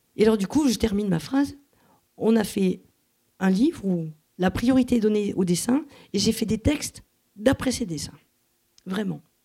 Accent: Montauban, Occitania, France; now in Toulouse, France; je suis pas toulousaine, je suis née à Montauban, mais enfin, je suis toulousaine d'adoption

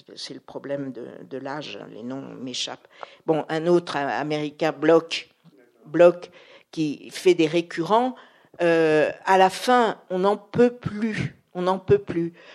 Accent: Paris, Île-de-France, France; je suis parisienne

